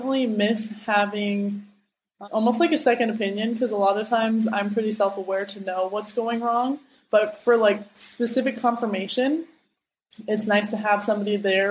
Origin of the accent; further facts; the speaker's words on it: Seattle, Washington, United States; moved away as an adult; now in Terville, France; I stayed in my hometown for